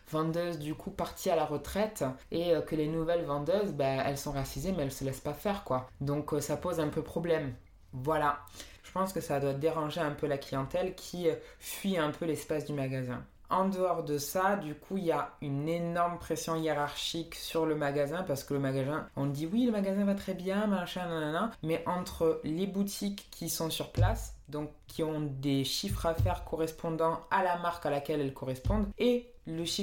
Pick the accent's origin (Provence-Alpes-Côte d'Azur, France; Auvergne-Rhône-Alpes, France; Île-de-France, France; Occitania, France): Provence-Alpes-Côte d'Azur, France; Marseille; Non, non, j'ai jamais habité à Perpignan, euh, je viens de Marseille.